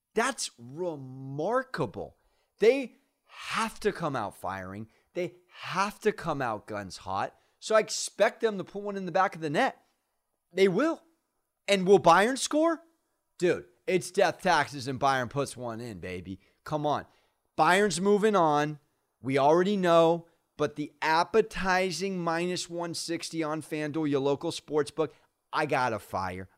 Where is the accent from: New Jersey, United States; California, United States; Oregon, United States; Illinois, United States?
California, United States; San Diego; I am from San Diego